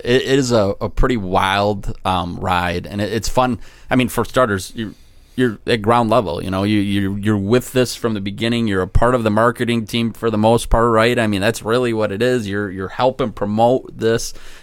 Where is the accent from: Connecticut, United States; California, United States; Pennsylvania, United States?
California, United States; Hesperia; Hello, I'm from Hespertucky, okay? They taught me some things in Hespertucky.